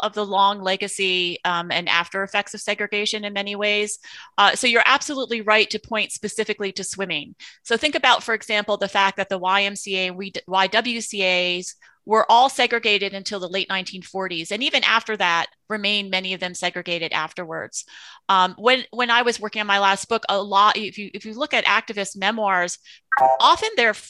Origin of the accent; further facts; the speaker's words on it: New Jersey, United States; And when I grew up in New Jersey in the 1970s, there was a swim club